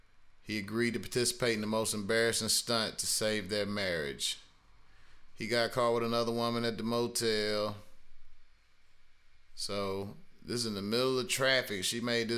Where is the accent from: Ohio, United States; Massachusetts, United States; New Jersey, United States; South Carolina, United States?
South Carolina, United States; Greenville; I'm from South Carolina, I'm from Greenville